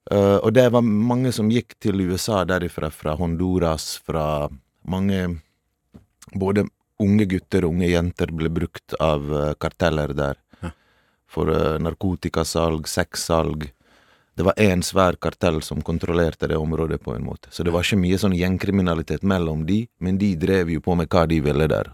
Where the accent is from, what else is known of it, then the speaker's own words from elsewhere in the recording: Norway; also born or lived in Balkans (homeland) / Bergen; Jeg har vokst opp fattig i Norge